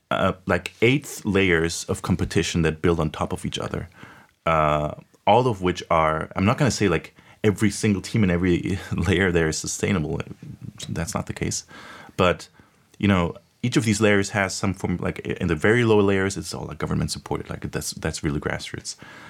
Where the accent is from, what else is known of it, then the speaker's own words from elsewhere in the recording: Munich, Bavaria, Germany; I grew up in Germany, you know, in Munich.